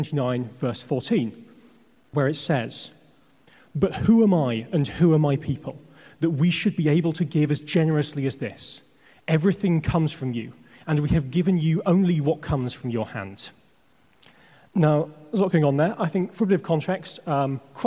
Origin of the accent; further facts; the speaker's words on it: Northamptonshire, East Midlands, United Kingdom; moved away as an adult; now in London, United Kingdom; I grew up in Northamptonshire in the Midlands.